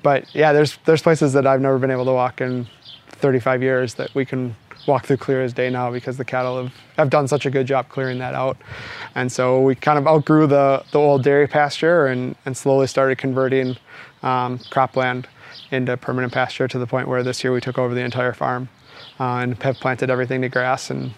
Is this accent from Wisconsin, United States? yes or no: yes; Milwaukee, Wisconsin, United States; I grew up outside of Milwaukee in a very normal suburb